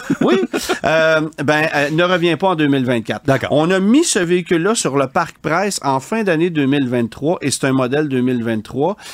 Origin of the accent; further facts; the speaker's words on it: Quebec, Canada; chez nous, au Québec